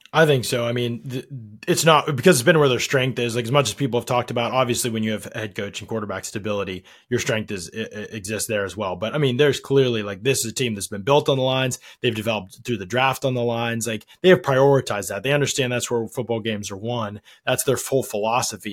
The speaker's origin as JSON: {"language": "English", "area": "outside Pittsburgh", "region": "Pennsylvania", "country": "United States", "tie": "born or raised there", "said": "I grew up outside Pittsburgh"}